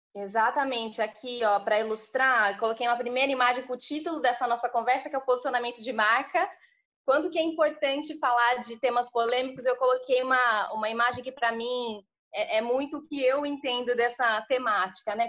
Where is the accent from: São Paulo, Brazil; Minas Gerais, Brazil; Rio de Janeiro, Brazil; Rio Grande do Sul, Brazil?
São Paulo, Brazil; interior of; sou do interior de São Paulo